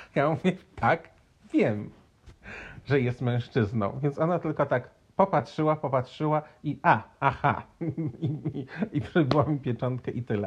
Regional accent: Poland; moved away; also born or lived in Cape Verde; ja z Polski

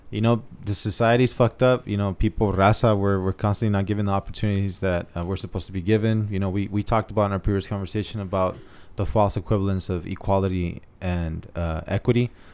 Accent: National City, California, United States; also born or lived in San Diego, California; I grew up in National City, Chula Vista area.

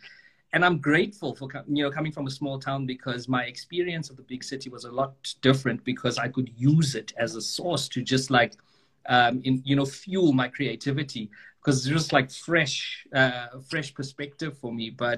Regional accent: Mthatha, Eastern Cape, South Africa; first language English; growing up in Mtata, you're going to be surrounded by Xhosa all the time. And as a kid, you know, my friends were Xhosa, and you just grow up speaking Xhosa.

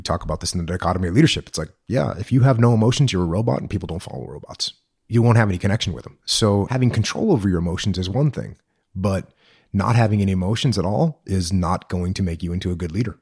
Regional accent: Maine, United States; born or raised there; moved away as an adult; also born or lived in San Diego, California

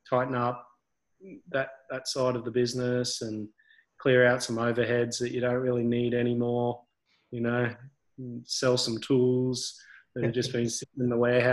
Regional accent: Brisbane, Queensland, Australia; also born or lived in Gold Coast; I grew up here, and grew up between Gold Coast and Brisbane.

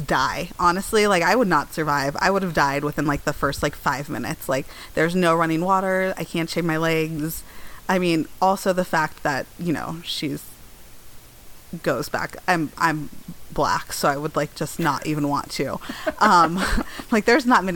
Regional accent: Denver, Colorado, United States; also born or lived in East Coast; I grew up in Denver

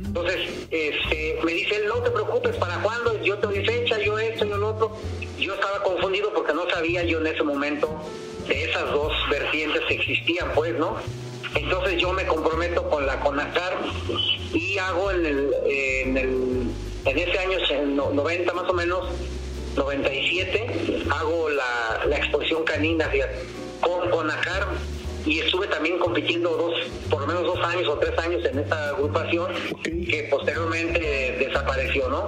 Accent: Guanajuato, Mexico; no soy lo guanajuatense, ingeniero

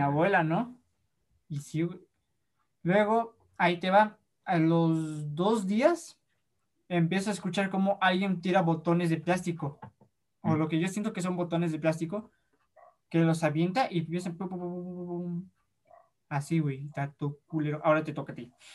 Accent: Puebla, Mexico; also born or lived in Yucatán; somos actores, somos poblanos

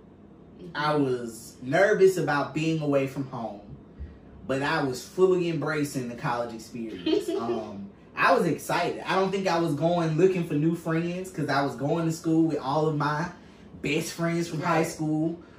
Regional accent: United States; growing up in Choctaw County, it's a small town.

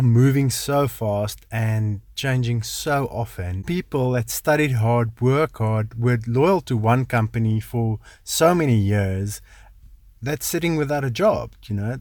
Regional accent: South Africa; also born or lived in Potchefstroom; I grew up in the Kalahari, um, studied in Poch

